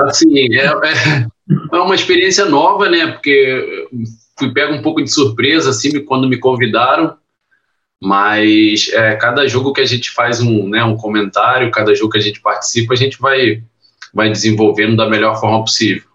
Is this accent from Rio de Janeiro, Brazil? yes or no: yes; Rio de Janeiro, Brazil; also born or lived in Niterói; Na verdade, meus pais já, já, moravam em Bangu, né, na Vila Kennedy